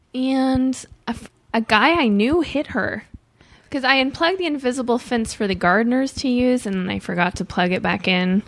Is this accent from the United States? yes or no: yes; St. Louis, Missouri, United States; Missouri, but I grew up in a wealthy area